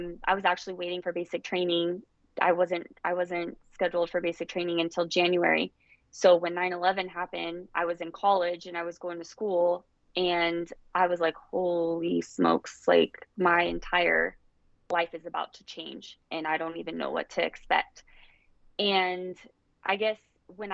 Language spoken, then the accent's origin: English; Las Vegas, Nevada, United States; I grew up in Las Vegas